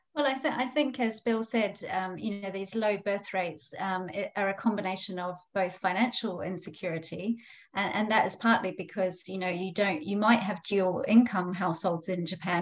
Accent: New Zealand; as a Kiwi

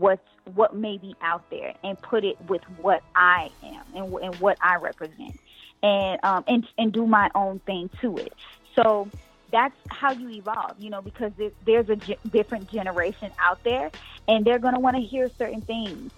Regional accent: New York, United States; I'm born and raised in New York

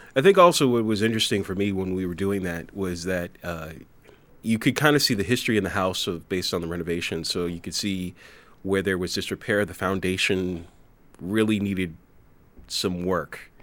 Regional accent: New Jersey, United States; now in Beverly, United States; I grew up in New Jersey

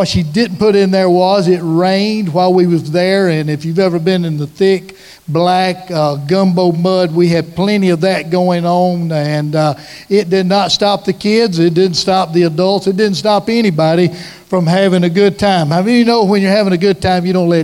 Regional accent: Washington County, Lower Alabama, United States; also born or lived in Baldwin County, Alabama / Foley, Alabama; we were born and raised in Lower Alabama in Washington County. We've lived most of our lives in Baldwin County

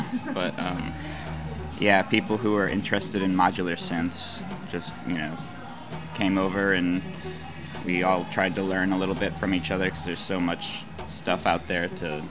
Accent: Missouri, United States; moved away as an adult; now in Memphis, United States; I'm from Missouri originally. I grew up there, but I moved to Memphis 10 or maybe 11 years ago at this point.

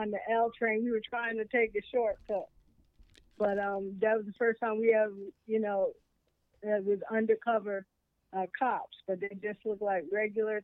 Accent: New York City, New York, United States; moved away as an adult; also born or lived in California; I was born in New York City, Lower East Side, what they call the East Village now, in Bellevue Hospital

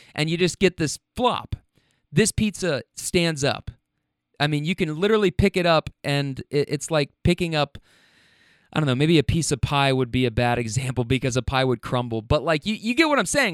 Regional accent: Kentucky, United States; I'm from Kentucky.

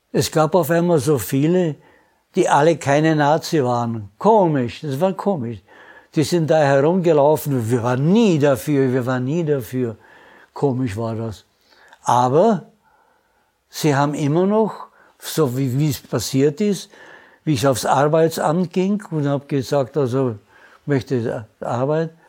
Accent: Prague, Czechia; born there; also born or lived in Austria; habe gesagt, ich bin ein Österreicher. Gibt es eine Einheit?

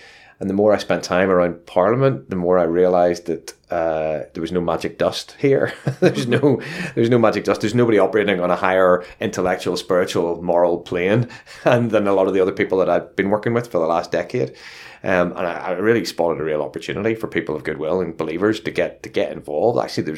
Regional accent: Luton, East of England, United Kingdom; as you can tell from the accent, I'm from Luton

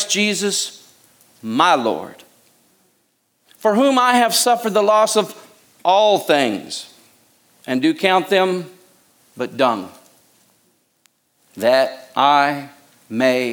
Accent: United States; I love America. I'm American. I was raised to be a patriot.

